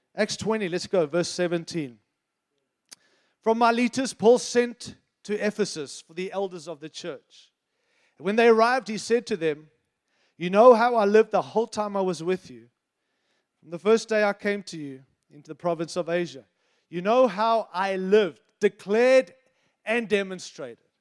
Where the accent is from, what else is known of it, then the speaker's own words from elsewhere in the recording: United States; I'm an American